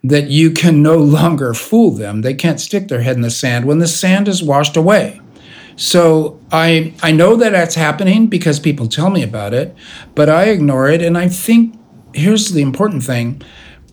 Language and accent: English; United States; I am an American science fiction writer